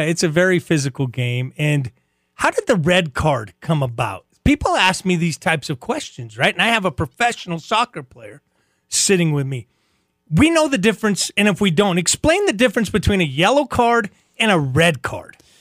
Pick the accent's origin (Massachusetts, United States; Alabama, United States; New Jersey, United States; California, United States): California, United States; Huntington Park; moved away; also born or lived in New Mexico; I'm from California, Huntington Park.